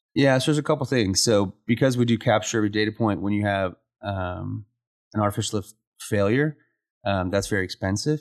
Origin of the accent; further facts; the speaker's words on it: Roswell, New Mexico, United States; moved away as an adult; also born or lived in Midland, Texas / Oklahoma City, Oklahoma; now in Lubbock, United States; I grew up in Roswell, New Mexico